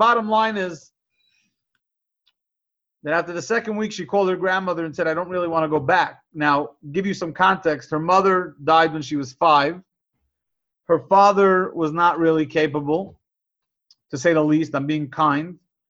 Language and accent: English; New York City, New York, United States; Now, for me, as a kid growing up in Crown Heights, I paused.